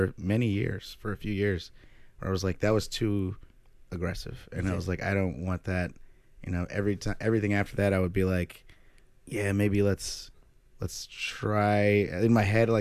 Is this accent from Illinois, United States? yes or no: yes; Chicago, Illinois, United States; I'm from Chicago. Shout out to public schools